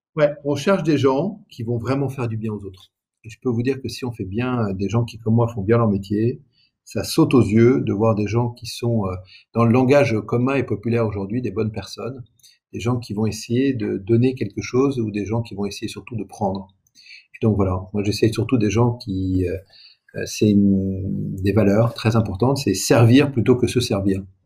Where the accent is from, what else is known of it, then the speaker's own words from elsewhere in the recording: Aix-en-Provence, Provence-Alpes-Côte d'Azur, France; moved away; je viens effectivement d'Aix-en-Provence. Le lycée, le lycée où j'ai fait mes études est en zone d'éducation prioritaire.